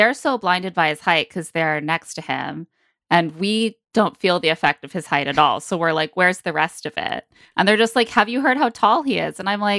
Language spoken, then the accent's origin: English; Oklahoma, United States; How am I supposed to be good at dancing? I'm from Oklahoma.